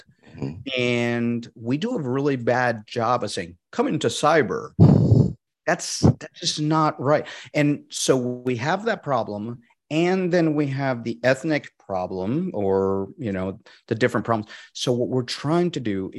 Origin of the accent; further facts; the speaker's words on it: Puerto Rico; moved away; I'm originally from Puerto Rico